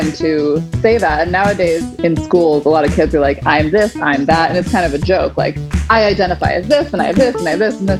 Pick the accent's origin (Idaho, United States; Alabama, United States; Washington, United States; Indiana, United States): Washington, United States; the Northwest, outside of Seattle and Olympia; mostly like outside of Seattle and Olympia